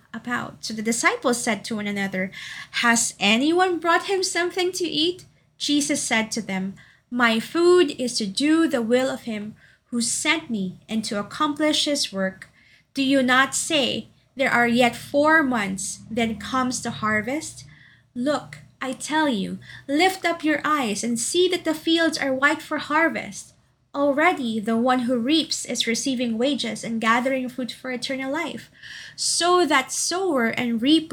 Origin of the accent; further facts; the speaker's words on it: Davao City, Davao Region, Philippines; moved away; also born or lived in Makati City; my hometown of Davao City